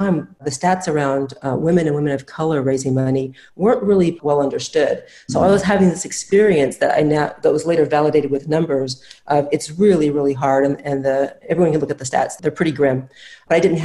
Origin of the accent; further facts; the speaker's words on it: Midwest, United States; I grew up in the Midwest